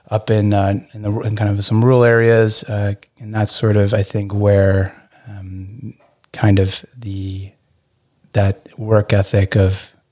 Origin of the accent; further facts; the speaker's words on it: Burlington, Ontario, Canada; also born or lived in England; Um, I I grew up in mostly in Burlington, Ontario.